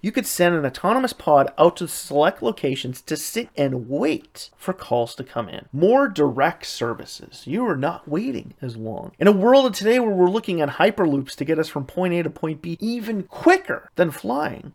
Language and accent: English; Canada; my home country, Canada